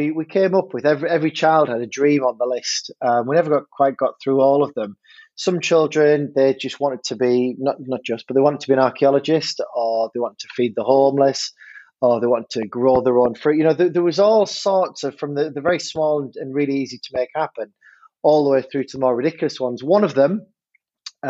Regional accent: Hartlepool, North East England, United Kingdom; moved away as an adult; now in Fleetwood, United Kingdom; I grew up in Hartlepool in the northeast of England, beautiful place

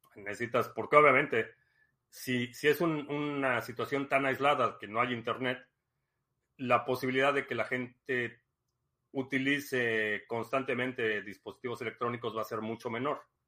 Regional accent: Mexico; moved away as an adult; also born or lived in Dallas, United States / Miami, United States; now in United States; Nací en México, eh, crecí en México, me mudé a Estados Unidos por cuestiones de trabajo en el 2005

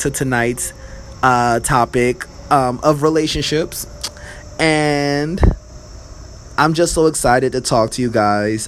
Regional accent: Philadelphia area, Pennsylvania, United States; I'm from Pennsylvania, but I'm from like the Pennsylvania, if you know where the Philadelphia area is, we're the tri-state area

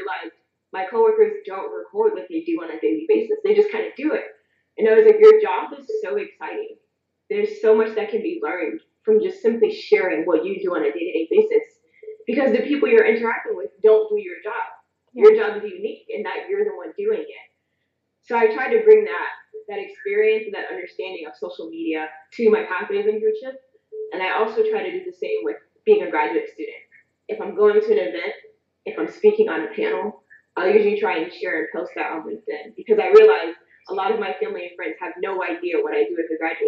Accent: Bridgeport, Connecticut, United States; My first job was working at a family-owned Italian restaurant in my hometown of Bridgeport, Connecticut.

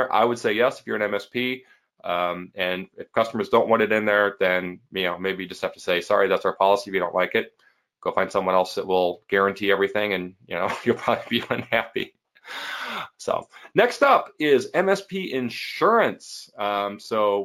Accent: Midwest, United States; I'm from the Midwest

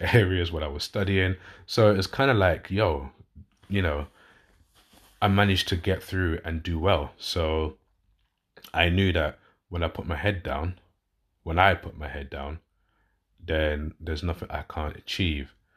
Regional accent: London, United Kingdom; accent: southern; now in West Yorkshire, United Kingdom; I'm originally a southerner, so I'm from London originally, as you can tell by my accent, but I live up north in West Yorkshire

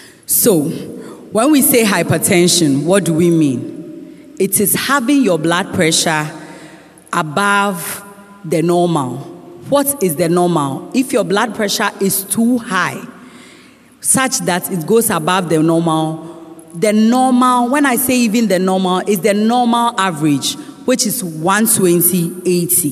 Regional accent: Ghana; As Ghanaian women

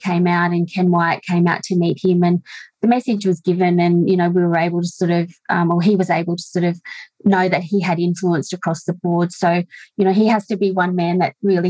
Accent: Orange, New South Wales, Australia; now in Molong, Australia; I'm a rural woman born and raised in Orange in the rolling hills of the Central West, now living in Molong

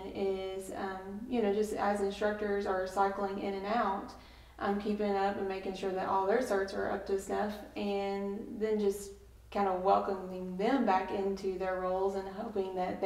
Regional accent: KWI's location, Kentucky, United States; KWI is here in my hometown

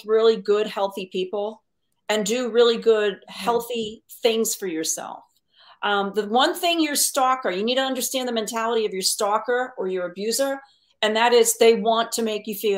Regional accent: Connecticut, United States; moved away as an adult; I'm born and raised in Connecticut.

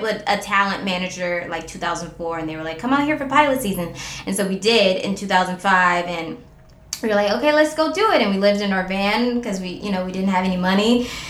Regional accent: Cleveland, Ohio, United States; moved away; I'm from Cleveland.

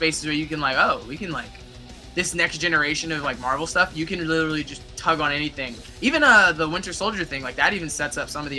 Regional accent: Newark, New Jersey, United States; I'm from Newark.

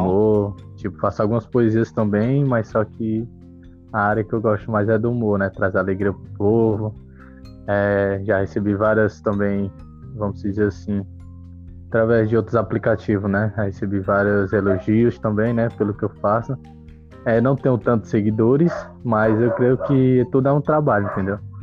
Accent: Fortaleza, Ceará, Brazil; sou de Fortaleza, Ceará

